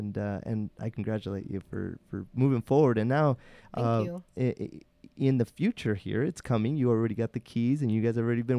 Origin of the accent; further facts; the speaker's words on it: Salinas, California, United States; I grew up in Salinas. I'm from Salinas.